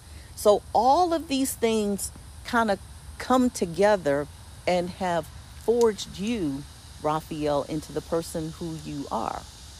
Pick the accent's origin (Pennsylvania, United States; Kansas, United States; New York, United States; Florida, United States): Pennsylvania, United States; Philadelphia; what I grew up with in Philadelphia, where we have people of all races, colors, and creeds, religions.